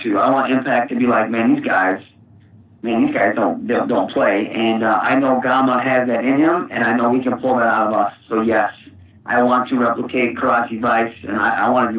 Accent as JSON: {"language": "English", "town": "Saginaw", "region": "Michigan", "country": "United States", "said": "I'm from Saginaw."}